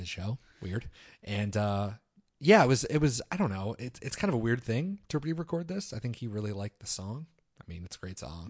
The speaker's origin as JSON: {"language": "English", "country": "United States", "tie": "born or raised there", "said": "growing up in America in the twenty-first century"}